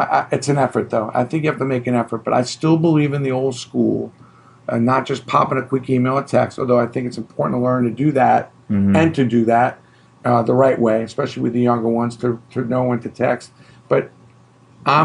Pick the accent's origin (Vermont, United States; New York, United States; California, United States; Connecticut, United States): New York, United States; New York City; I grew up in Brooklyn.